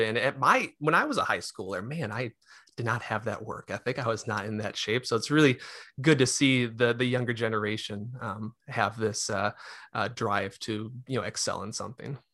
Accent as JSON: {"language": "English", "town": "Mahtomedi", "region": "Minnesota", "country": "United States", "tie": "born or raised there", "also_born_or_lived": "Arden Hills, Minnesota / Rochester, Minnesota", "lives_now": "Lakeville, United States", "said": "grew up in, um, Matamidi."}